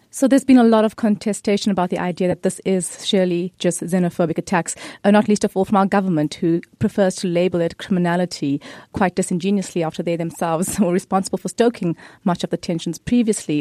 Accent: South Africa; I'm a South African of Indian descent

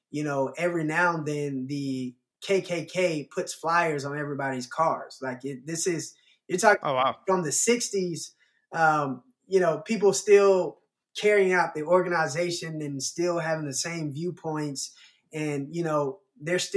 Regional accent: the South, United States; I guess growing up in the South, uh, more so than the North, it's racism has always been prominent.

